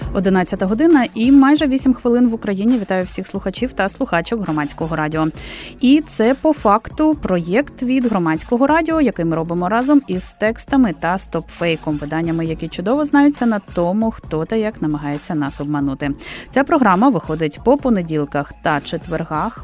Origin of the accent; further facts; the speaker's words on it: Crimea, Ukraine; moved away; Я з Криму сама